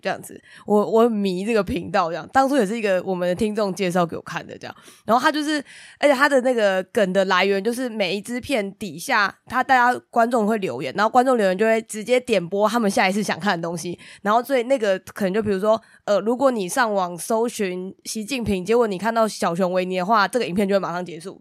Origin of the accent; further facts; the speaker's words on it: Taiwan; 我就是那个台湾人好吗？